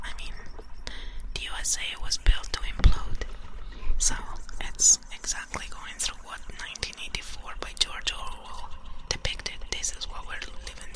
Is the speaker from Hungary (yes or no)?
no; Italy; now in Canada; I come from Italy